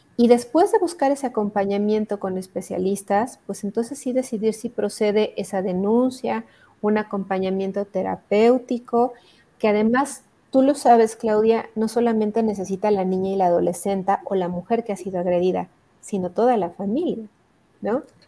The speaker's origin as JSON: {"language": "Spanish", "region": "Hidalgo", "country": "Mexico", "said": "yo soy del estado de Hidalgo"}